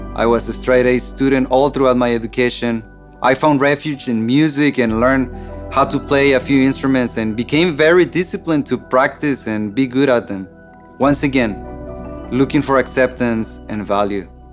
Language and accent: English; Mexico; I grew up in Mexico in a dysfunctional family